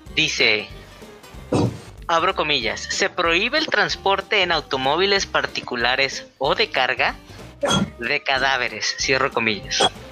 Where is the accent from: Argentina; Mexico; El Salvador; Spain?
Mexico; northern Mexico; accent: norteño; yo hablo así de norte